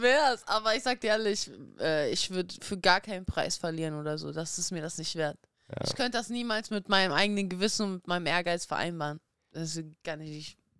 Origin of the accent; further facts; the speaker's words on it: Dortmund, North Rhine-Westphalia, Germany; also born or lived in Kazakhstan; ich bin in Kasachstan geboren. Ich bin mit einem Jahr nach Deutschland gekommen. Ich bin natürlich hier in Deutschland auch aufgewachsen